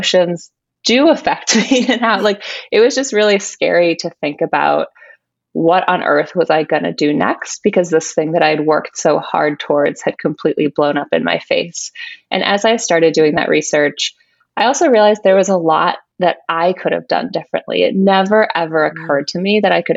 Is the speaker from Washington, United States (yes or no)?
no; Chicago, Illinois, United States; moved away; also born or lived in San Francisco / New York; I'm originally from the Chicago area